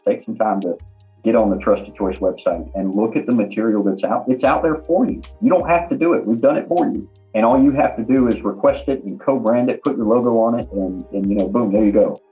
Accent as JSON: {"language": "English", "town": "Augusta", "region": "Georgia", "country": "United States", "tie": "born or raised there", "said": "I grew up in Augusta"}